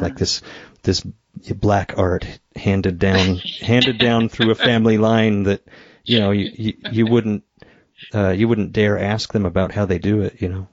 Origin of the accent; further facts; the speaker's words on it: Idaho, United States; moved away; I moved to Idaho back to my hometown